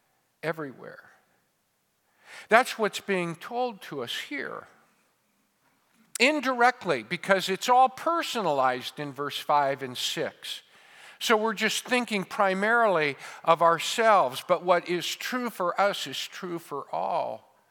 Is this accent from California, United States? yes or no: yes; Modesto, California, United States; my hometown of Modesto, or my home state of California